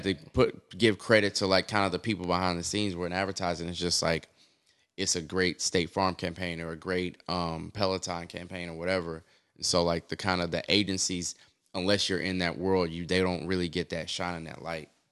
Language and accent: English; Oklahoma City, Oklahoma, United States; moved away as an adult; also born or lived in Austin, Texas / New York; country boy, born and raised in Oklahoma City